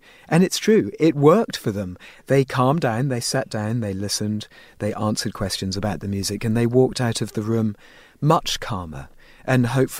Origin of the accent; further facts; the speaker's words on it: England, United Kingdom; moved away as an adult; you know, I'm English by birth, and and I think, you know, I spent my first 25 years in England, so my emotions tend to be fairly tempered.